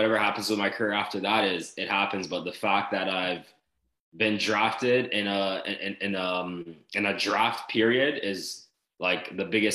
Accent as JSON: {"language": "English", "town": "Toronto", "region": "Ontario", "country": "Canada", "tie": "born or raised there", "moved": "as an adult", "said": "growing up in Canada"}